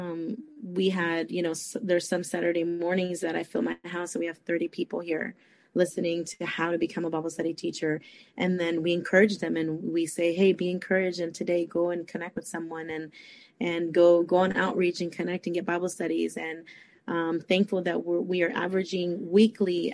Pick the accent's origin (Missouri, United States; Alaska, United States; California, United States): California, United States; San Francisco; moved away as an adult; also born or lived in Costa Rica; now in Fort Myers, United States; I was born in Costa Rica, but I was raised in San Francisco, California. But I have been in Florida for many years now. Right now at the moment, I live in Fort Myers, Florida